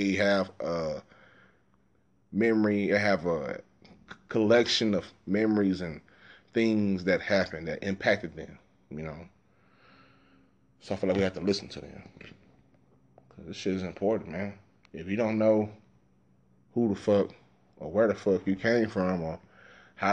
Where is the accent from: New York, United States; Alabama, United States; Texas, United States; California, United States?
Texas, United States; Dallas; moved away; I grew up in South Dallas